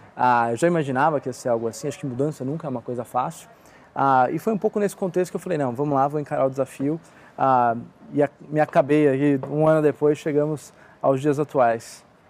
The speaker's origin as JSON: {"language": "Portuguese", "region": "São Paulo", "country": "Brazil", "said": "eu sou aqui de São Paulo"}